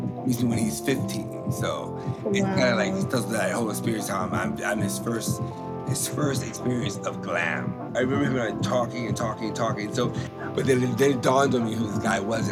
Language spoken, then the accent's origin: English; the South, United States; I'm from the South